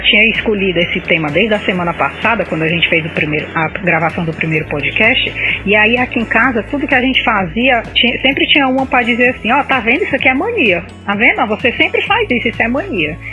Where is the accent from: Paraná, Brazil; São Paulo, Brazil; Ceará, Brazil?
Ceará, Brazil; eu sou cearense